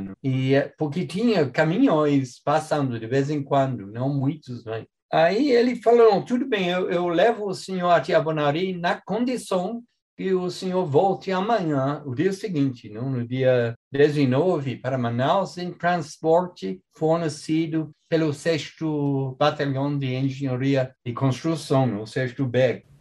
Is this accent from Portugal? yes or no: no; England, United Kingdom; moved away as an adult; now in Brazil; eu nasci na Inglaterra